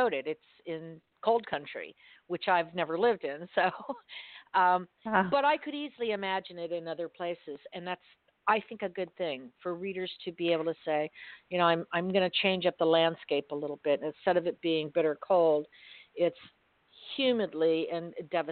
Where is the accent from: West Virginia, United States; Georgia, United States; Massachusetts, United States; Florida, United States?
Florida, United States; Miami; I grew up in Miami, which is in South Florida